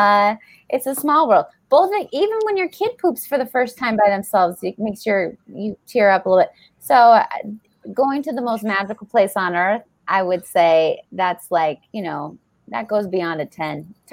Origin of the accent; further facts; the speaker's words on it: Denver, Colorado, United States; I grew up in Denver, Colorado.